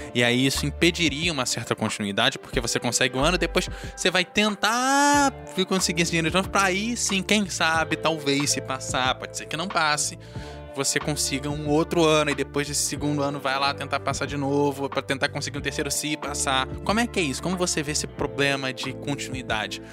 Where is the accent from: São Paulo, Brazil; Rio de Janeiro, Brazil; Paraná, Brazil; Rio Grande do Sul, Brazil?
Rio de Janeiro, Brazil; moved away; a gente vem do Rio de Janeiro